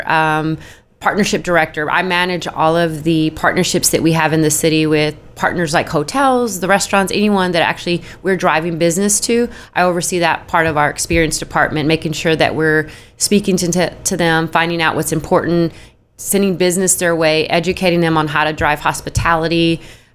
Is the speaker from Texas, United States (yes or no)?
yes; Austin, Texas, United States; moved away as an adult; now in Dallas, United States; I'm originally born and raised in Austin, Texas, but I came to Dallas about 23 years ago, right out of college